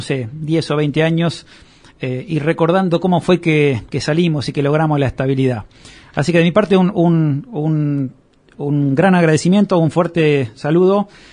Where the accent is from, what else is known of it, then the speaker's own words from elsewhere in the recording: Argentina; los argentinos en el fondo tenemos un comportamiento económico